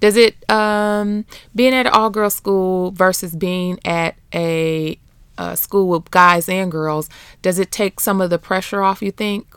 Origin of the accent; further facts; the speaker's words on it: Beecher, Michigan, United States; also born or lived in Flint, Michigan; I grew up in Beecher, Bucktown, U S A.